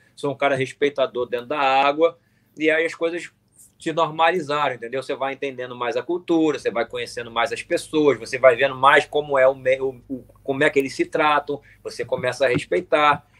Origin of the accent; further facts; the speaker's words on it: Brazil; nós, como brasileiros